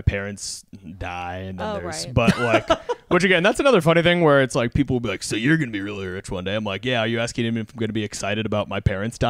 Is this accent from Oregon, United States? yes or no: no; Texas, United States; And like, I'm from Texas.